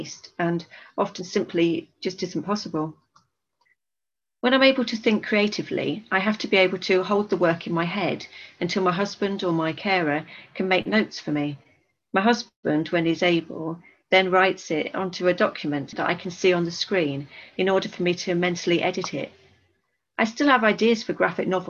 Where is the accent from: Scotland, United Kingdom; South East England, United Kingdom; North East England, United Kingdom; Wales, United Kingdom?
North East England, United Kingdom; Darlington; moved away; also born or lived in Bristol; I'm originally from Darlington